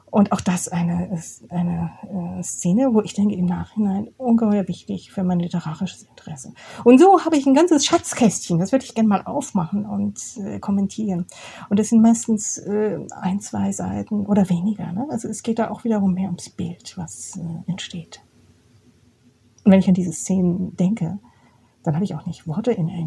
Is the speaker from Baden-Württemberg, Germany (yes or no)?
yes; Karlsruhe, Baden-Württemberg, Germany; Ich bin ja in der Provinz aufgewachsen. Das hört jetzt hier unsere Stadt Oberhausen nicht gern, aber Karlsruhe ist schon Provinz.